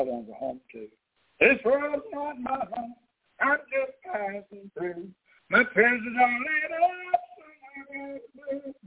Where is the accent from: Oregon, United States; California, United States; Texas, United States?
Texas, United States; moved away; here in my hometown